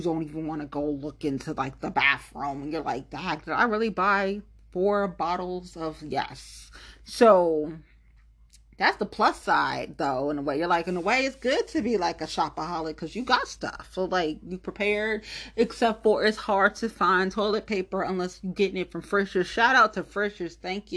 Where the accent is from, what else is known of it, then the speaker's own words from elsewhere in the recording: Ohio, United States; I'm from Ohio